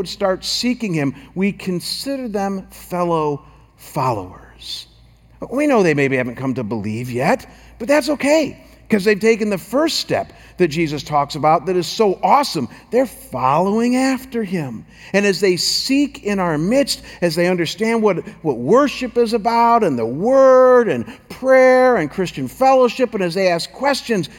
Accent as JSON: {"language": "English", "town": "Chagrin Falls", "region": "Ohio", "country": "United States", "tie": "born or raised there", "moved": "as an adult", "lives_now": "Scottsdale, United States", "said": "I was back in my hometown of Chagrin Falls and pastoring my home church"}